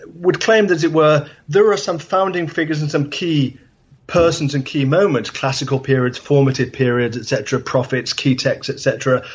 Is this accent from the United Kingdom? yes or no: yes; England, United Kingdom; I grew up in England